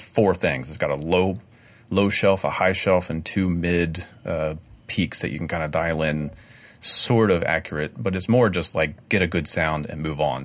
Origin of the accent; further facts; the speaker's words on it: Maryland, United States; I joined the union in my hometown in Maryland